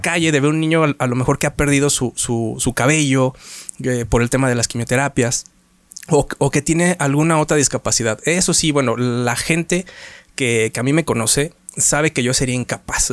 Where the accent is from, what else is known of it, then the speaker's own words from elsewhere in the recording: Mexico; como buen mexicano